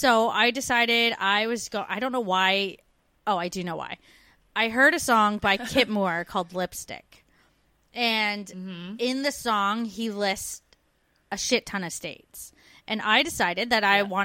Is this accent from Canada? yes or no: yes; Canada; moved away as an adult; also born or lived in Brantford, Ontario